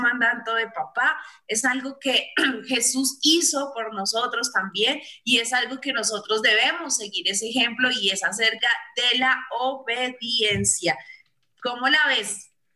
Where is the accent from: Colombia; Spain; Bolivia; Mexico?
Colombia; aquí en Colombia hace mucho, pero mucho frío